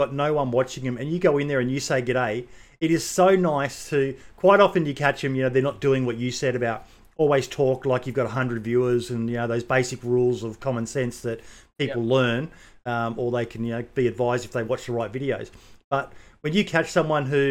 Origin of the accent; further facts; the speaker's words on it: Australia; being an Aussie myself